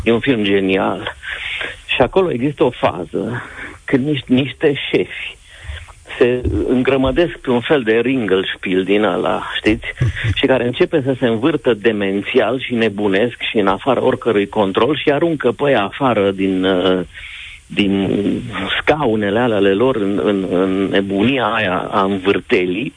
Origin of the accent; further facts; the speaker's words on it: Transylvania, Romania; Eu vă vorbesc ca un român ardelean